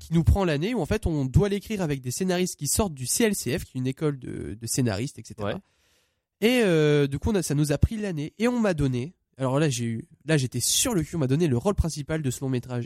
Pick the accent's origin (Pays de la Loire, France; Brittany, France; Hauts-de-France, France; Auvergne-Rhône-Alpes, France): Hauts-de-France, France; Saint-Amand-les-Eaux; je viens de Saint-Amand-les-Eaux exactement